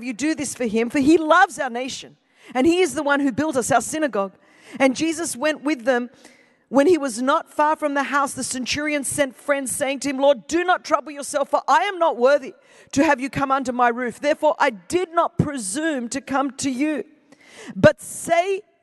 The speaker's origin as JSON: {"language": "English", "country": "Greece", "first_language": "Greek", "second_language": "English", "said": "I am Greek. Greek is my first language."}